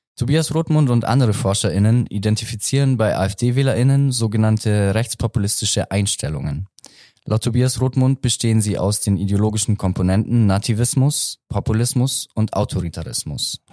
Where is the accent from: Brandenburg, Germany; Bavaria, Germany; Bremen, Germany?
Bavaria, Germany; Augsburg; ich komme aus Augsburg